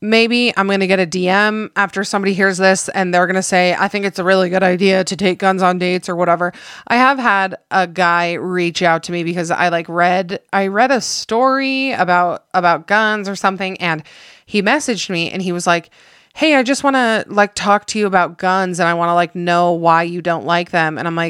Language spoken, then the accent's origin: English; California, United States; I was raised in Southern California.